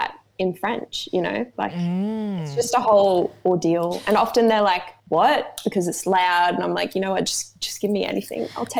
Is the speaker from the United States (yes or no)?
no; Sunshine Coast, Queensland, Australia; also born or lived in Brisbane, Australia / Mackay, Australia / France; So I grew up in the Sunny Coast. When I was 17, I moved to Brisbane to do my degree.